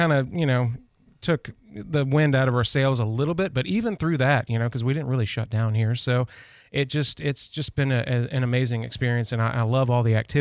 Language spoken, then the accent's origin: English; just north of Chattanooga, Tennessee, United States; also born or lived in Nashville, Tennessee; I grew up in Tennessee, just north of Chattanooga